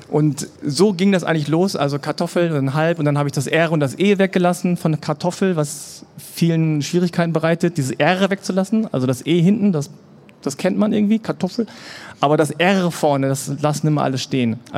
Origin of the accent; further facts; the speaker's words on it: Germany; Und meine Eltern kommen aus Korea. Ich bin in Deutschland geboren und aufgewachsen